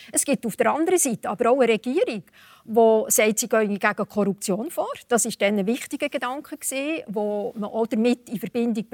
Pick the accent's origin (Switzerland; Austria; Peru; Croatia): Switzerland; Und ich glaube schon, dass wir hier offen und ehrlich müssen sagen müssen, äh, auch als Schweizer Unternehmer und Unternehmerinnen, die Verantwortung haben für die Produktion in China